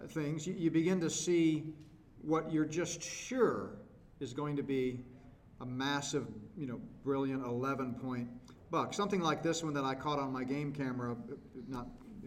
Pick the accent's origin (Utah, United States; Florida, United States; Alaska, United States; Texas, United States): Texas, United States; I grew up hunting, and we grew up in Texas